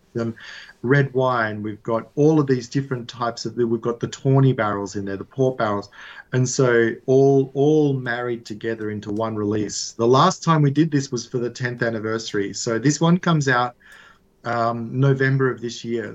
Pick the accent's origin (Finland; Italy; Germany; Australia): Australia; I grew up in Australia, but my family is Italian